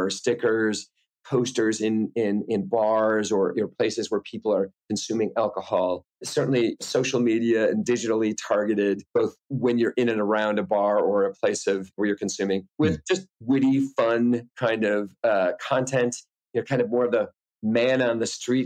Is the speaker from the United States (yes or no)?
yes; rural Wisconsin, United States; I'm originally from Wisconsin